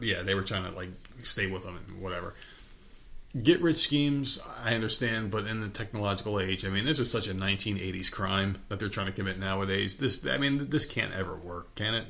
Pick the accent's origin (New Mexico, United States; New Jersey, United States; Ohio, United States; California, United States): New Jersey, United States; also born or lived in New York; I grew up in Jersey.